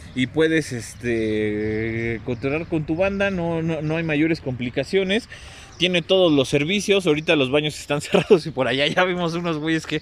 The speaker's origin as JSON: {"language": "Spanish", "country": "Mexico", "said": "mis abuelos, desde mis abuelos para acá, güey, somos este más mexicanos que el nopal"}